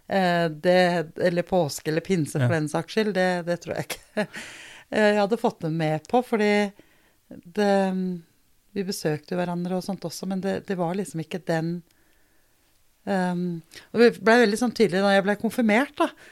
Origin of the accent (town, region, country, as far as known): Denmark; born or raised there; now in Norway